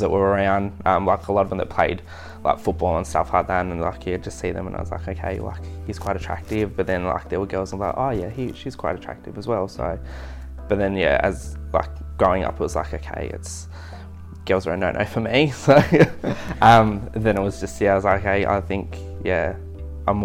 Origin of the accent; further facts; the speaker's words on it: Queenstown, Tasmania, Australia; also born or lived in Devonport / Gold Coast; now in Burnie, Australia; I grew up in Queenstown on the west coast of Tasmania